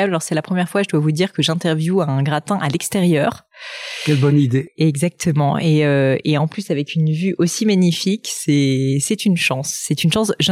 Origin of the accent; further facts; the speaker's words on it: Grasse, Provence-Alpes-Côte d'Azur, France; Je suis originaire d'ici. Je suis né à Grasse.